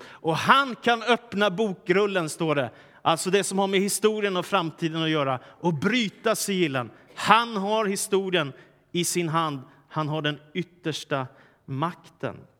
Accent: Stockholm, Stockholm County, Sweden; när jag växte upp i Stockholm på 70 och 80-talet

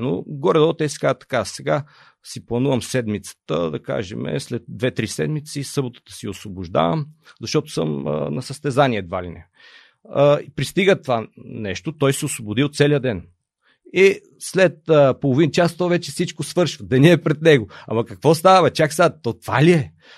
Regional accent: Elin Pelin, Sofia Province, Bulgaria; also born or lived in Lesnovo; аз съм роден в Елин Пелин, живеем в село Лесно

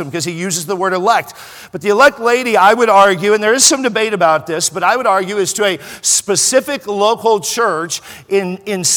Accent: California, United States; I'm from California

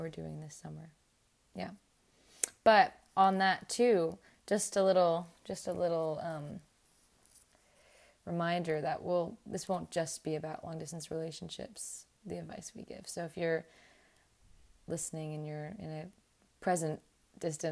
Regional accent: United States; I'm just American

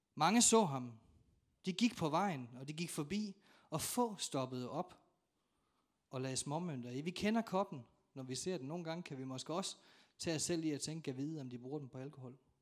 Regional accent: North Jutland, North Denmark Region, Denmark; jeg er nordjyde

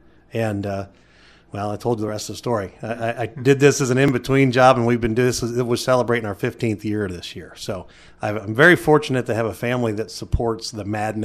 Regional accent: Youngstown, Ohio, United States; moved away as an adult; When I graduated from college, from Youngstown State University in Ohio, which was my hometown, I moved to the Bright, Indiana area

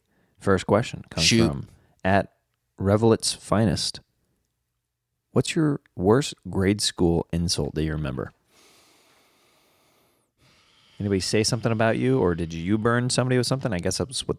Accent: Kansas, United States; In Kansas.

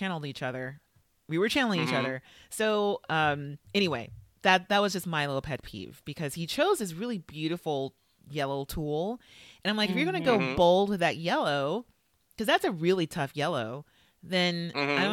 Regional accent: California, United States; moved away; I grew up in California and those are our state colors

